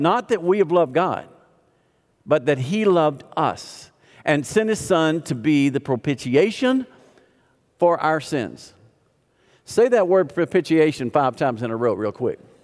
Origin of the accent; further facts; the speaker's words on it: the South, United States; I grew up in the South